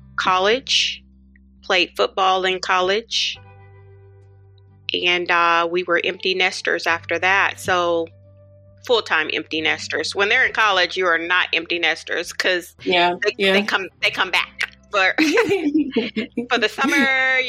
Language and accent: English; Oklahoma City, Oklahoma, United States; I grew up here in Oklahoma City. I was born and raised here.